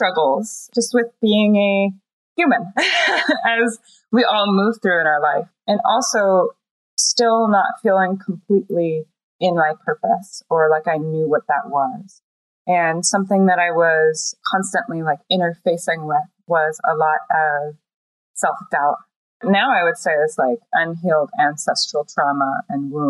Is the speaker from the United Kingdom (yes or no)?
no; East Coast, United States; as a young teenager growing up on the East Coast